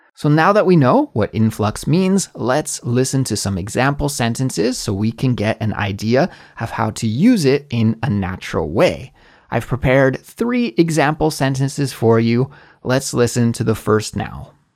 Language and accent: English; Canada; moved away as an adult; also born or lived in Korea; now in South Korea; my home country in Canada